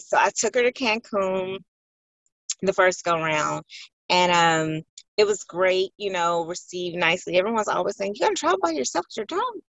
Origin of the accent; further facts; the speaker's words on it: Chicago, Illinois, United States; I was born and raised in Chicago